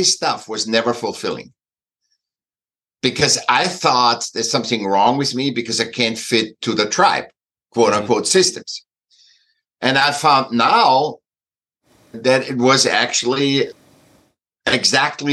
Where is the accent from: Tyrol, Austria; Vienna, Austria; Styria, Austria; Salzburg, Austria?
Vienna, Austria; moved away; I was born in Vienna, in Austria